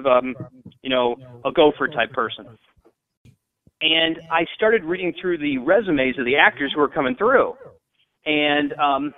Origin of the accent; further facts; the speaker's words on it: Davenport, Iowa, United States; moved away as an adult; now in Washington, D.C., United States; There's a 250,000 people in my hometown of the Quad Cities